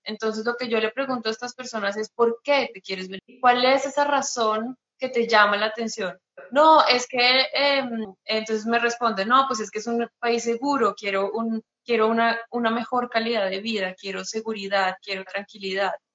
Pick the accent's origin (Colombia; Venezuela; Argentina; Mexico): Colombia; moved away as an adult; now in Hamburg, Germany; soy colombiana